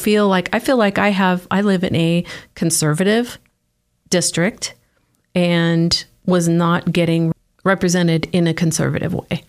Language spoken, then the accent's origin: English; Oregon, United States; moved away as an adult; also born or lived in Salem, Oregon / Keizer, Oregon; now in Idaho, United States; born and raised in Oregon